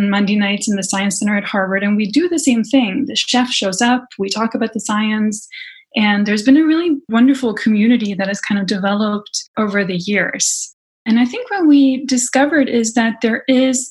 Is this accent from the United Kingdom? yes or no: no; Sweden; I grew up in Sweden in a family where a lot of the activities centered around food